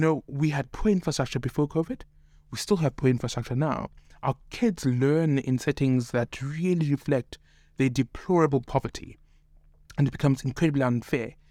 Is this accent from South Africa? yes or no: yes; Cape Town, Western Cape, South Africa; born in Cape Town, raised in Cape Town